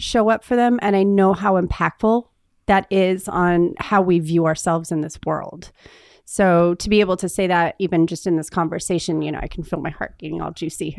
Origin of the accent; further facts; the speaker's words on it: Northern California, United States; think of Sacramento and the Oregon border, and I'm halfway in between